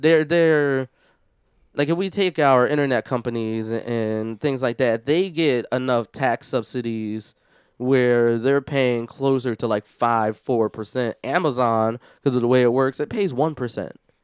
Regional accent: Philadelphia, Pennsylvania, United States; now in Washington, United States; I'm originally from Philadelphia

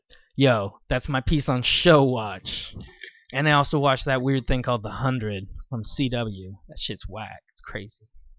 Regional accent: Philadelphia, Pennsylvania, United States; Yeah, I'm from Philly.

